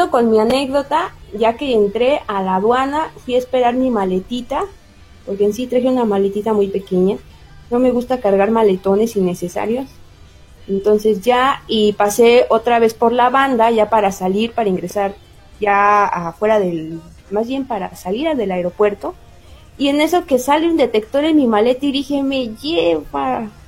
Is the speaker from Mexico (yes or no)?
yes; Mexico; disculpe, que yo soy de México